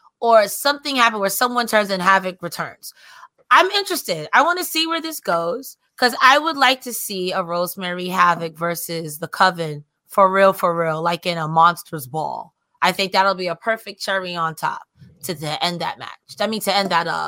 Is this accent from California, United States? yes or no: no; New York, United States; I'm from New York.